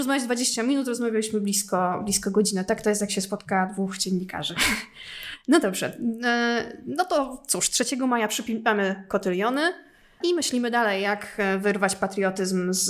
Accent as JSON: {"language": "Polish", "country": "Poland", "said": "u nas w Polsce"}